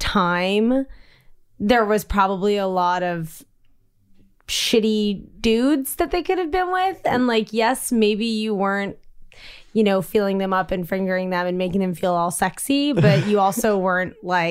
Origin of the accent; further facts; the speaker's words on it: Washington, District of Columbia, United States; And like I grew up in Georgetown and there was like the Pleasure Palace